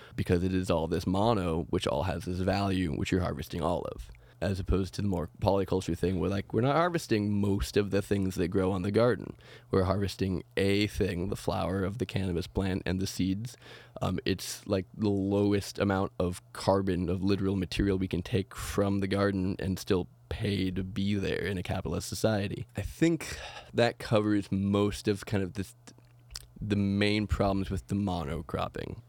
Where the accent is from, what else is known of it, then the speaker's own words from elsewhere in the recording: Oregon, United States; growing up in Oregon